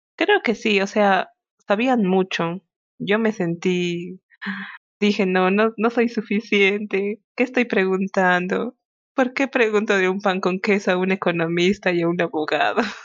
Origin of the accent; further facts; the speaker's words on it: Peru; somos peruanos con orgullo